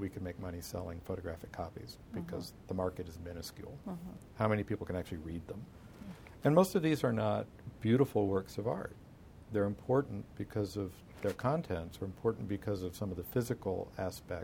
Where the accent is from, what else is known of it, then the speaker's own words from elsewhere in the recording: United States; here I am an American